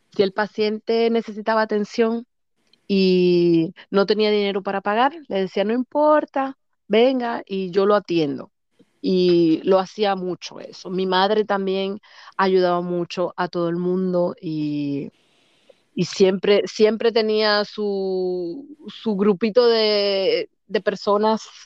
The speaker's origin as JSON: {"language": "Spanish", "town": "Santo Domingo", "region": "Distrito Nacional", "country": "Dominican Republic", "tie": "born or raised there", "moved": "as an adult", "lives_now": "Germany", "said": "nací en Santo Domingo en el que se llamaba antes Centro Médico Nacional"}